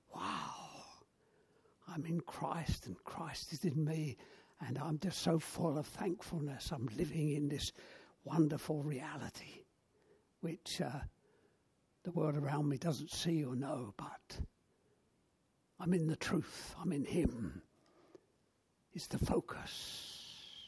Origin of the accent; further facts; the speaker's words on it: London, United Kingdom; moved away as an adult; also born or lived in Black Country, West Midlands; I grew up in South London, and North London was foreign parts